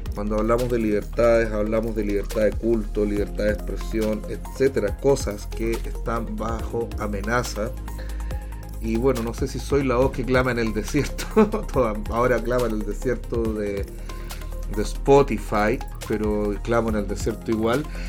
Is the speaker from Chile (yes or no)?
yes; Chile; also born or lived in Washington DC